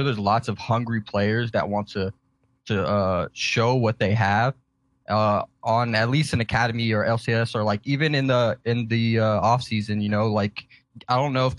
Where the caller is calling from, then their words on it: Houston, Texas, United States; Houston, Texas.